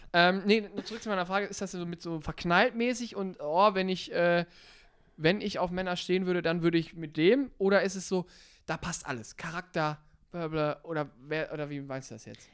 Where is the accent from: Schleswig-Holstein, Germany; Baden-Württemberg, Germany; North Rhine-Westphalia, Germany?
North Rhine-Westphalia, Germany; von mir zu Hause, wo ich herkomme, aus hier Ostwestfalen da oben